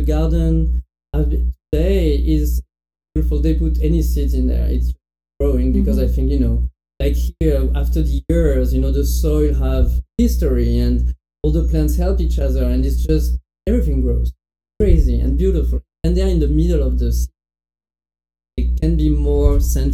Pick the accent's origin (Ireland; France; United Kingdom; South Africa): France; near Bordeaux, Médoc, Nouvelle-Aquitaine; English is a second language; moved away as an adult; now in United States; I'm from Bordeaux. I mean, close to Bordeaux, a very small town in the countryside. Exactly, more like the beginning of the Médoc